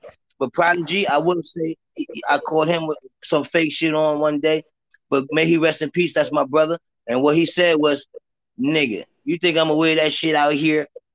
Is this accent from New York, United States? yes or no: yes; New York City, New York, United States; I'm from Harlem, I grew up in Alpo and them